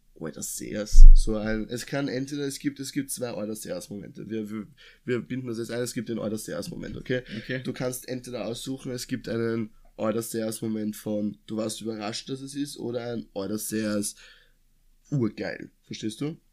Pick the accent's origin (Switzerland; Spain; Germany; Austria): Austria; Lower Austria; dass wir in Anführungszeichen richtig geil aufgewachsen sind, weil wir kommen ja aus Niederösterreich